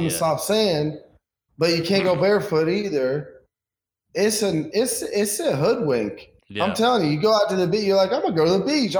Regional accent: South Carolina, United States; I grew up on South Carolina beaches.

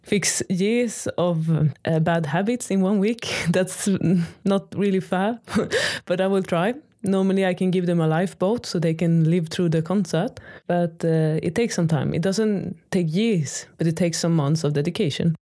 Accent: Sweden; first language Swedish; English is a second language; moved away as an adult; now in Maastricht, Netherlands; I am Swedish

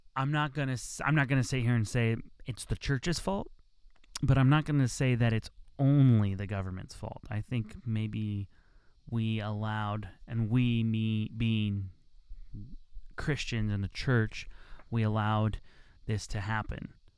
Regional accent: United States; as an American

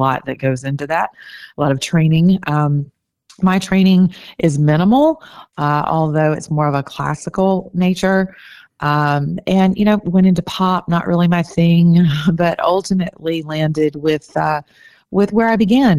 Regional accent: the South, United States; I'm from the South.

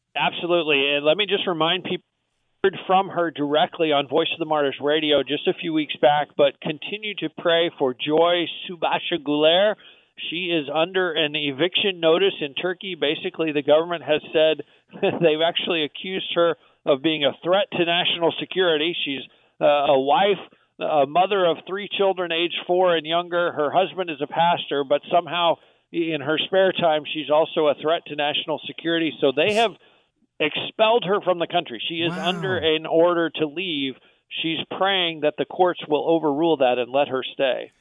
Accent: United States; We as American Christians

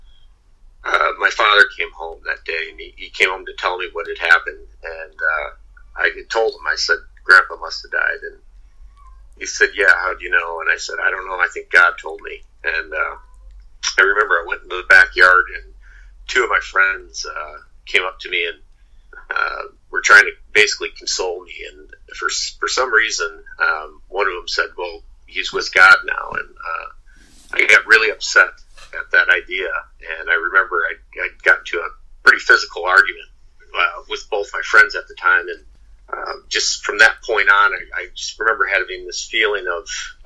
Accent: Midwest, United States; now in Venice, Florida, United States; I was born in the Midwest

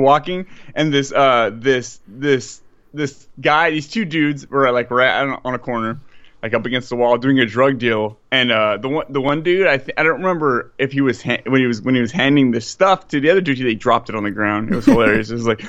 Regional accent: California, United States; I'm a Californian.

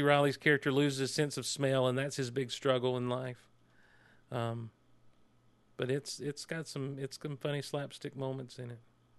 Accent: Georgia, United States; No, we're all from South Georgia.

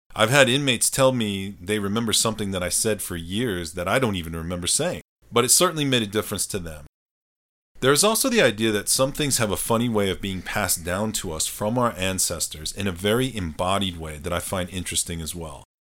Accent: Colorado, United States; I am definitely a product of growing up in Colorado

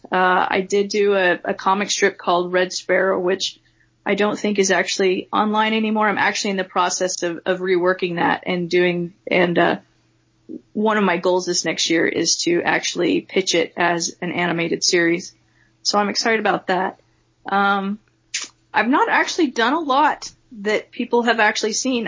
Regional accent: Farmington, Utah, United States; I grew up mostly in Farmington, Utah

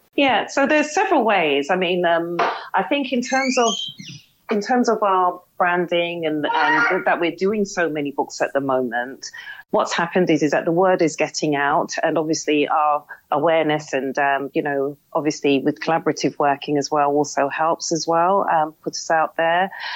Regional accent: London, United Kingdom; also born or lived in Birmingham; we moved to London, and that's where my accent comes from, and that's where I was raised.

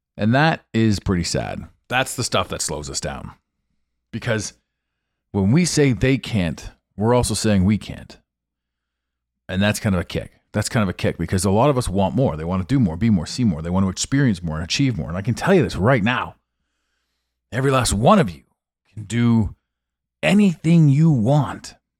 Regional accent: Ottawa, Ontario, Canada; moved away; I grew up in this town.

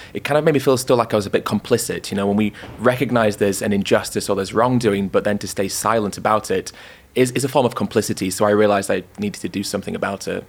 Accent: York, Yorkshire and the Humber, United Kingdom; moved away as an adult; now in London, United Kingdom; I was born in York, um, lived there for 18 years

